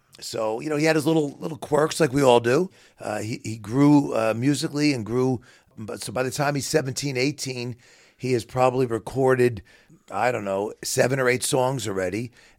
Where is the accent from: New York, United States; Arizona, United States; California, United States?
New York, United States; Queens; So I'm a New Yorker through and through, but I love the Midwest. I love where I live now.